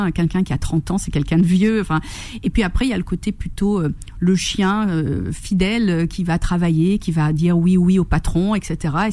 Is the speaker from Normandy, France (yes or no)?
no; Corsica, France; moved away; Oui, je suis corse.